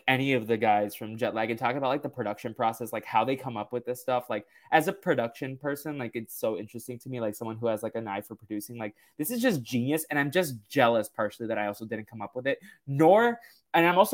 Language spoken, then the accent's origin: English; Massachusetts, United States; I'm from Massachusetts